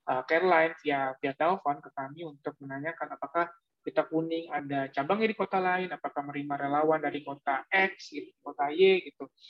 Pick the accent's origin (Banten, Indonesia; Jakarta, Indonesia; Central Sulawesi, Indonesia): Jakarta, Indonesia; Oh Malang saya kuliah mas. Saya besar di Jakarta kok.